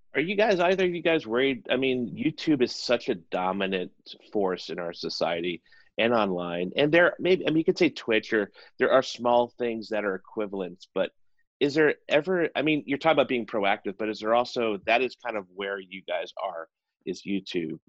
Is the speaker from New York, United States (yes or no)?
no; South Carolina, United States; I'm from South Carolina